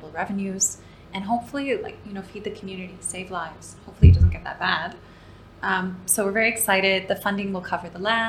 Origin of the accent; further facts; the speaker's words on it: Canada; moved away as an adult; now in Dubai, United Arab Emirates; growing up in Canada, my favorite place on the planet still is my grandparents' cabin